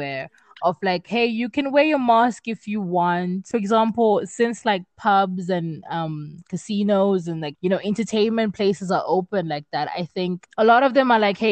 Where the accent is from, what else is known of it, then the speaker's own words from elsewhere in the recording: Zimbabwe; now in South Africa; I come from Zimbabwe